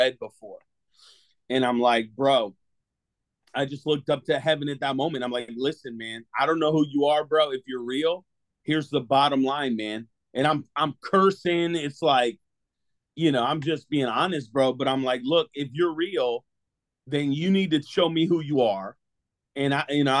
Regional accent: Connecticut, United States; now in Clearwater, United States; I was born and raised in Connecticut.

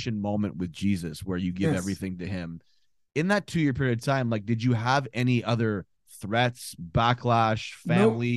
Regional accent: Ottawa, Ontario, Canada; born and raised in Ottawa, capital of Canada

